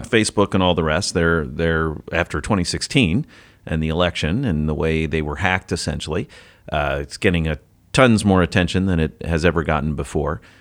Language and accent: English; United States; as an American